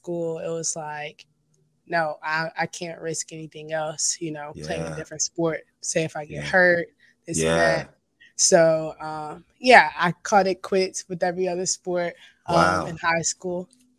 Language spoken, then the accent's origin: English; China, Texas, United States; I would play basketball in this other small town close by it called Nome.